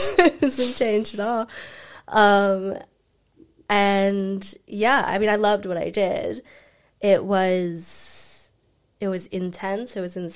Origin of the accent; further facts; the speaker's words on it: Cincinnati, Ohio, United States; born there; moved away; also born or lived in Frankfurt, Germany / Paris, France / London; I was born in Cincinnati, Ohio. Mm-hmm. I have a brother that's 7 years older than me, which is why I'm so scrappy. I didn't have a choice. And then we moved to Frankfurt, Germany, and then we moved to Paris, France, and then I finished high school there.